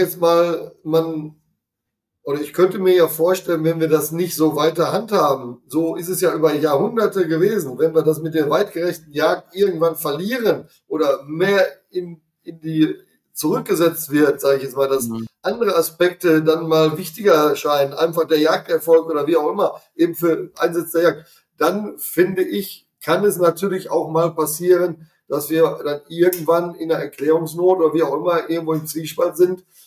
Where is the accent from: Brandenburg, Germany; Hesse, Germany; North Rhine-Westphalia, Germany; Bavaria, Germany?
Hesse, Germany; Hier bei uns in Hessen